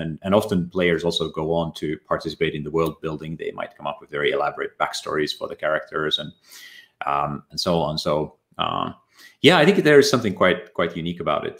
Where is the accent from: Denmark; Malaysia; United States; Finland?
Finland; Ylivieska, North Ostrobothnia; moved away; also born or lived in Oulu; I was born in Finland, in a small town in uh, northern Ostrobothnia called uh, grew up there